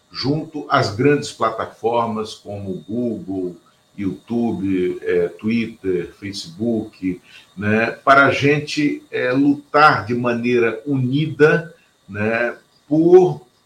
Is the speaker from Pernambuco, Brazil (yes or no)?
yes; Pernambuco, Brazil; born there; de todo mundo que se chama … e que nasce em Pernambuco, como eu e como Luiz Inácio, por coincidência.